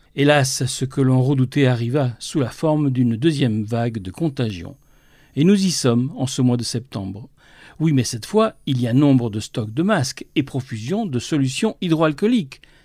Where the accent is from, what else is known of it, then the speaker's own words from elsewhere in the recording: France; ici, chez nous, en France